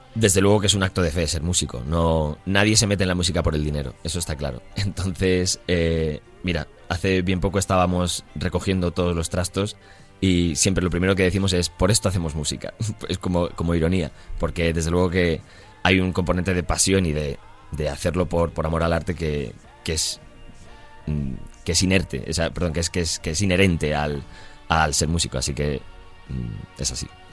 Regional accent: Madrid, Community of Madrid, Spain; moved away as an adult; now in London, United Kingdom; Somos tres españoles, parece un chiste, porque somos un catalán, un vasco y un madrileño

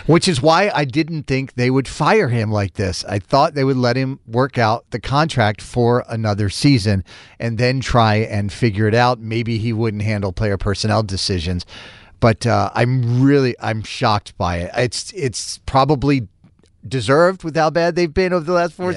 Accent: Charlestown, Massachusetts, United States; I'm from God's country, Charlestown

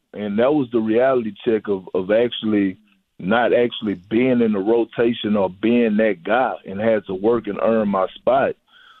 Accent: Texas, United States; now in Boston, United States; when I say culture change, when I came from Texas to Boston, they would think that, oh, you was coming from the South with Southern hospitality

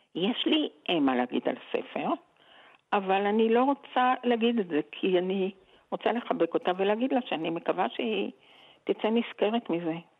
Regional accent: Geva, Northern District, Israel; also born or lived in Jerusalem; אני גרתי בגבע. כלומר, עברנו מירושלים לגבע כשאבא שלי נפטר

